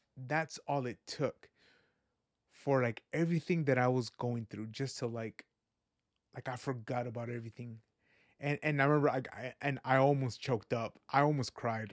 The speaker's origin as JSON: {"language": "English", "town": "Fresno", "region": "California", "country": "United States", "tie": "born or raised there", "also_born_or_lived": "Guadalajara, Jalisco, Mexico", "said": "I came over here to Fresno when I was three years old. Been here my whole life"}